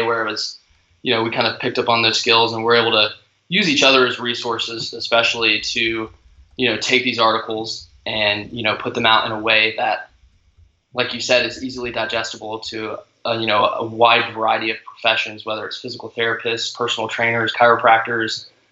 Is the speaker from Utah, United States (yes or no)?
no; Nashville, Tennessee, United States; also born or lived in Knoxville, Tennessee; I'm originally from Nashville, Tennessee, and was raised there my whole life